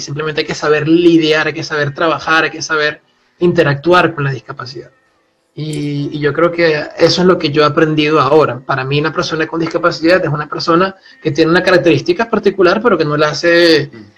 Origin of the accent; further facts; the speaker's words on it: Puerto La Cruz, Anzoátegui, Venezuela; moved away as an adult; also born or lived in Grenoble, France; now in France; yo provengo del este de Venezuela, de una ciudad que se llama Puerto de la Cruz, una ciudad costera